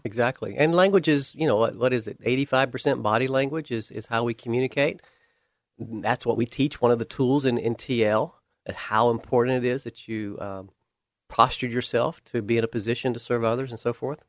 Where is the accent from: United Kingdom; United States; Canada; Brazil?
United States; Camilla, Georgia; moved away; I was raised in South Georgia, a little tiny town called Camilla